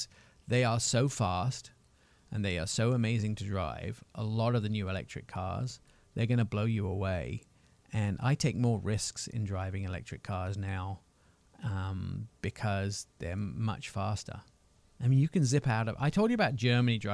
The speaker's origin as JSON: {"language": "English", "region": "England", "country": "United Kingdom", "accent": "English", "moved": "yes", "lives_now": "United States", "said": "My English accent"}